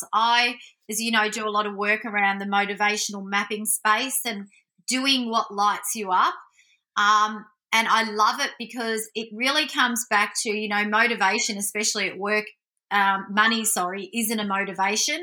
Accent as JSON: {"language": "English", "town": "Melbourne", "region": "Victoria", "country": "Australia", "tie": "born or raised there", "also_born_or_lived": "Central Coast", "said": "I grew up Italian, Australian family in Melbourne."}